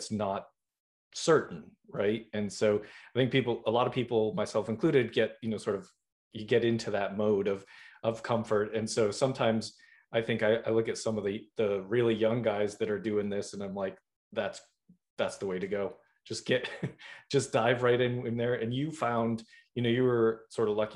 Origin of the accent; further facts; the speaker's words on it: Boston, Massachusetts, United States; I'm originally from Boston.